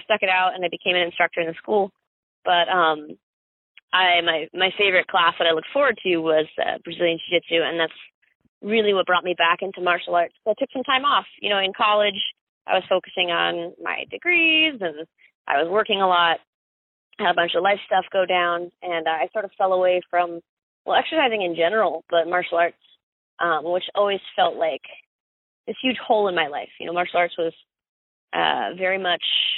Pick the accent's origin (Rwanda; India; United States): United States; Summerfield, North Carolina; also born or lived in Miami, Florida / Greensboro, North Carolina; I was born in South Dade County, Miami. Grew up in Summerfield, North Carolina